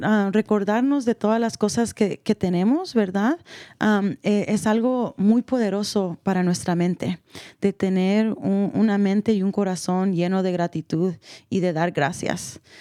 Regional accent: El Salvador; yo como salvadoreña

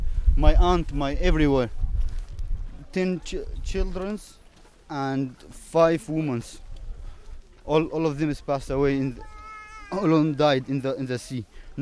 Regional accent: Syria; English is a second language; moved away as an adult; I'm from Syria.

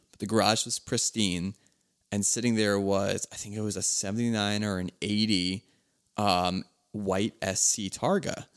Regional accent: Philadelphia, Pennsylvania, United States; I'm from Philly

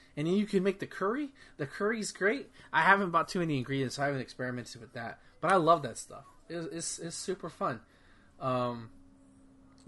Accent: Texas, United States; growing up in Texas

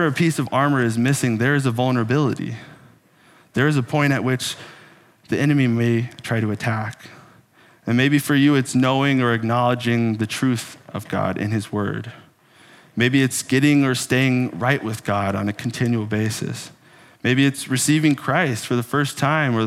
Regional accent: Texas, United States; moved away as an adult; now in Minnesota, United States; I was born in the amazing paradise that some people call Texas. And I grew up in Texas

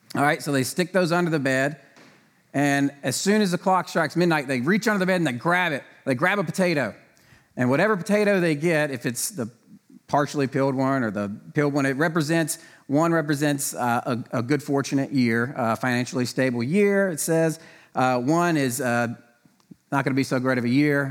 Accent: the South, United States; I grew up in the South

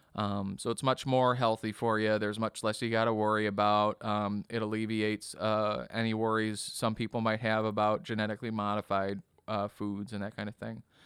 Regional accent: Kenosha, Wisconsin, United States; also born or lived in Bradley, Illinois; I grew up in Kenosha

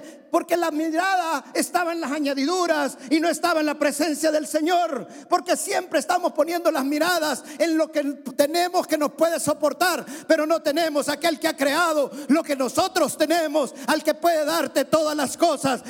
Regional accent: El Salvador; En mi país hay un valle que es el valle de Giboa, es un valle precioso

